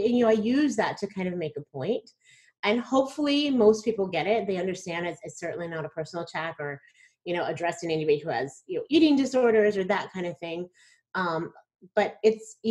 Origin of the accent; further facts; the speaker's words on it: Plano, Texas, United States; I'm from Plano, Texas